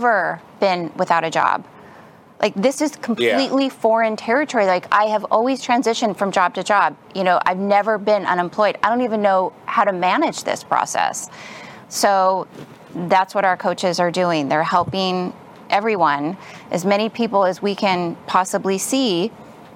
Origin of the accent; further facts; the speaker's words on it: Los Angeles, California, United States; I'm from California, Southern California, Los Angeles area